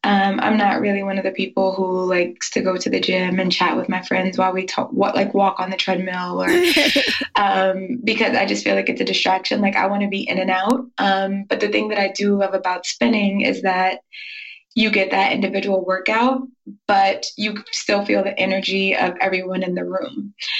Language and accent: English; Georgia, United States; also born or lived in New York / Maryland; I'm originally from New York and I grew up a little bit in Maryland and then finally in Georgia.